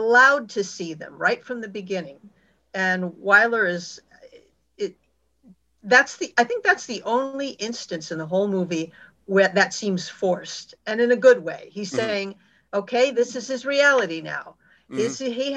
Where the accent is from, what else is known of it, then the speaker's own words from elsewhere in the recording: New England, United States; being a New Englander